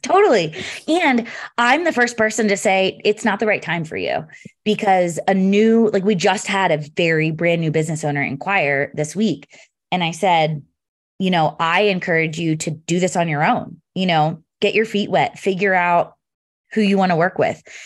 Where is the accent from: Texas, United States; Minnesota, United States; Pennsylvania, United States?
Pennsylvania, United States; now in Denver, United States; I'm from Pennsylvania originally